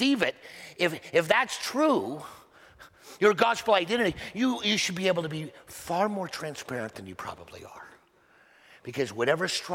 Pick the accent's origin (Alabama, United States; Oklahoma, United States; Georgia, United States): Oklahoma, United States; moved away; I was born in Oklahoma